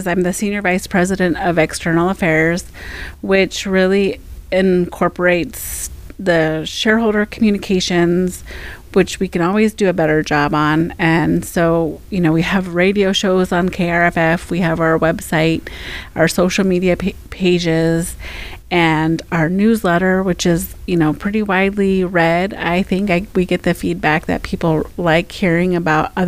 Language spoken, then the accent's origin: English; Fairbanks, Alaska, United States; also born or lived in Seattle, United States / Anchorage, United States; I grew up here in Fairbanks, my family is from Minto